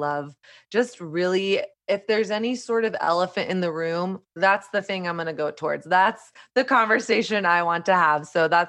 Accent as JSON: {"language": "English", "region": "Southern United States", "country": "United States", "tie": "born or raised there", "lives_now": "New York, United States", "said": "my journey of growing up in Southern conservative Christian culture and learning a really strict set of rules and do's and don'ts about sex, dating, my body, all of that stuff. And then not really ever questioning it until I moved to New York"}